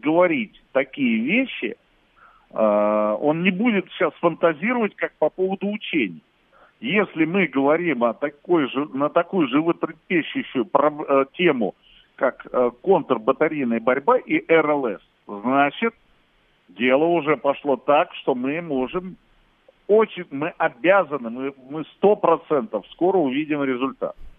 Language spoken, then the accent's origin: Russian; Russia; я как россиянин